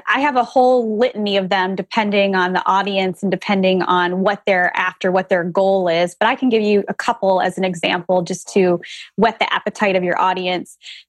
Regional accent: Republic, Ohio, United States; also born or lived in California; I was born and raised in Republic, Ohio, population 600.

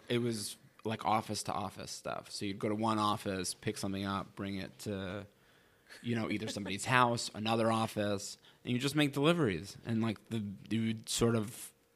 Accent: New York, United States; moved away as an adult; also born or lived in Wisconsin; now in Los Angeles, United States; I was from New York

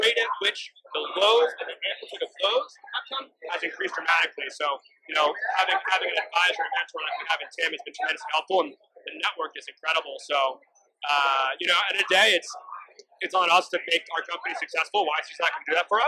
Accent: New York, United States; now in Rhode Island, United States; I was from New York

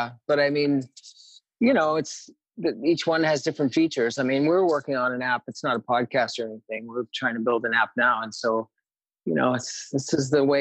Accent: Maine, United States; moved away as an adult; also born or lived in New Haven, Connecticut / Milford, Connecticut / New York City; now in Venice, Los Angeles, United States; I was born in New Haven, lived in Milford for my first year, and then in Maine until after college.

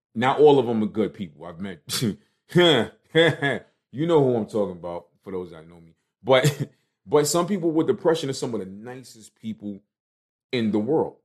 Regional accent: New York City, New York, United States; me coming from Brooklyn

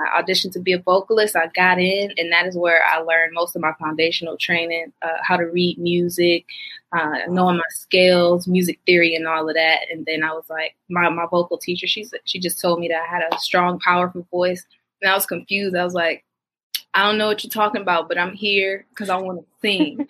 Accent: Detroit, Michigan, United States; I'm from Detroit, Michigan

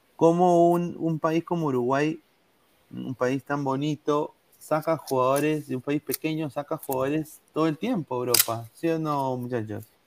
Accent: Peru; now in United States; yo soy peruano, este es mi DNI

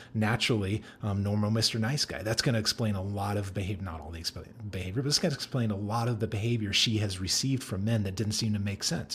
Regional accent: Denver, Colorado, United States; I grew up in Denver

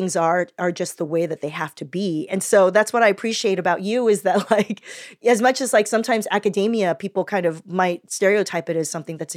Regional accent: Southern California, United States; also born or lived in Taiwan; I grew up in Southern California

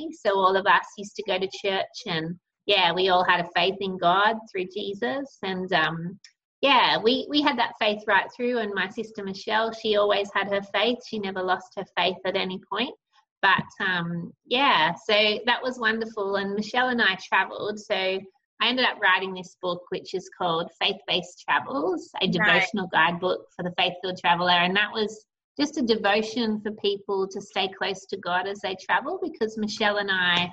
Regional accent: central New South Wales, Australia; I'm from Australia. I grew up on a sheep and wheat farm in central New South Wales.

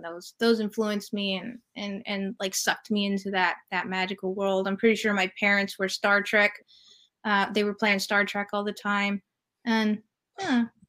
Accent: California, United States; moved away as an adult; also born or lived in New York City; I'm from California, so uh, everybody's very laid back and chill

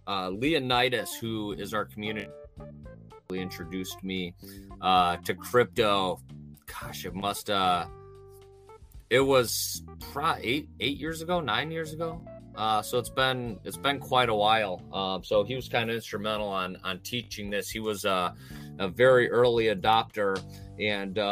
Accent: Ohio, United States; I'm from Ohio in the U.S.

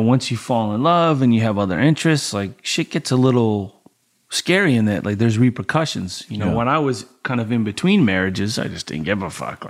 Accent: Colorado, United States; So I'm like, oh, fuck, I'm from Colorado, bro.

